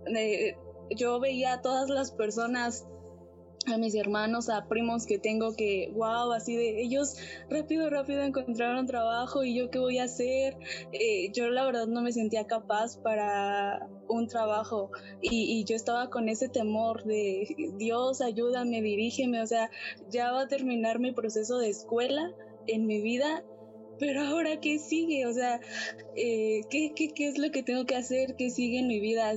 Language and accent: Spanish; Mexico; soy de México